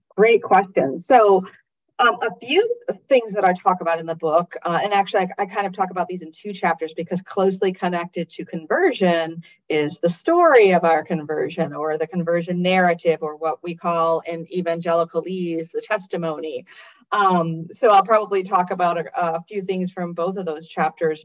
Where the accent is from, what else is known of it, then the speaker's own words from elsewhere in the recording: United States; I'm an American